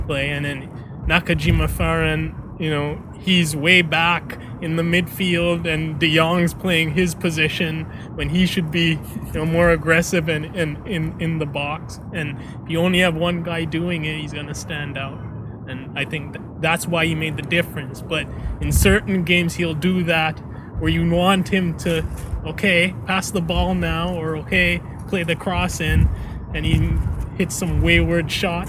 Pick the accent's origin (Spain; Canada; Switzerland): Canada; I'm Canadian